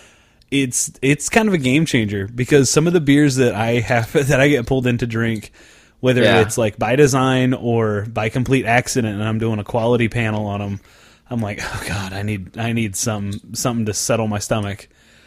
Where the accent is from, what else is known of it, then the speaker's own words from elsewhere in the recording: south of Norman, Oklahoma, United States; straight from my hometown, south of Norman, to Tulsa